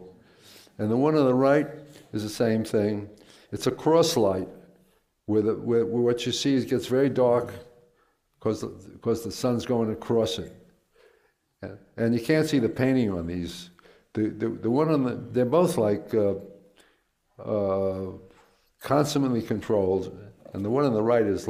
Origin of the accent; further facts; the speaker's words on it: New York City, New York, United States; I grew up in Queens